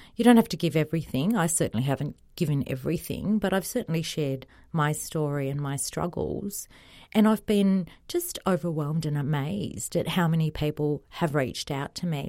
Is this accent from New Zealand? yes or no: no; Australia; also born or lived in Egypt; my parents came to Australia when I was two from Egypt